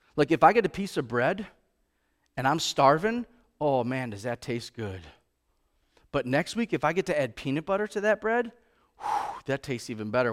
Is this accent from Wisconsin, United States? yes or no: yes; Racine, Wisconsin, United States; now in Kimberly, United States; I grew up in Racine